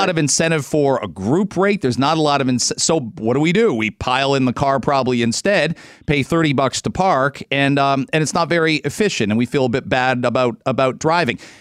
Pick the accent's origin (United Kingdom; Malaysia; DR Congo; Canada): Canada; London, Ontario; moved away as an adult; now in Toronto, Canada; I grew up in London, Ontario